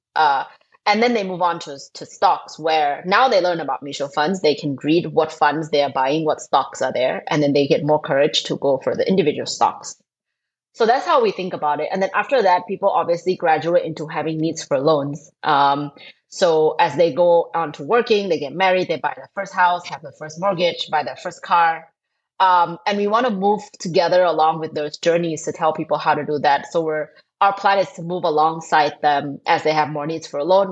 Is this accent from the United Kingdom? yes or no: no; Thailand; moved away as an adult; now in Indonesia; I'm originally from Thailand. I grew up there. I went to school and worked there.